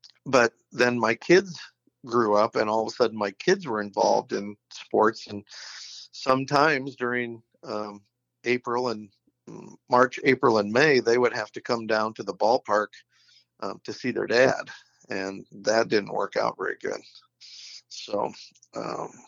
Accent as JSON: {"language": "English", "town": "Lincoln", "region": "Nebraska", "country": "United States"}